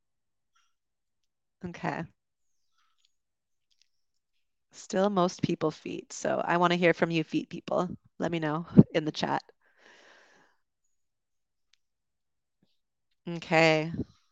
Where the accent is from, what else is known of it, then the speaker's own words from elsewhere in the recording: Canada; moved away as an adult; also born or lived in United Kingdom; As a Canadian, I moved there